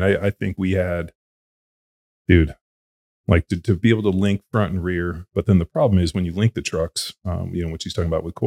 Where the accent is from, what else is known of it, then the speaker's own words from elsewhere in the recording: Southern California, United States; I grew up in Southern California, which is really like the heart of desert racing